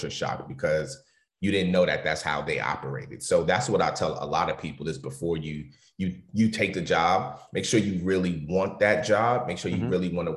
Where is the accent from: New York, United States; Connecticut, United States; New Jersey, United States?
New York, United States; New York City; I grew up in New York City, which is one of the culture capitals of the world.